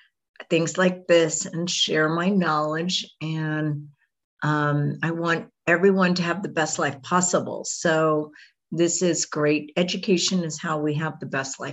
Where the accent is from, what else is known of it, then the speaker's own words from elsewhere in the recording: Houston, Texas, United States; I grew up in Houston, Texas.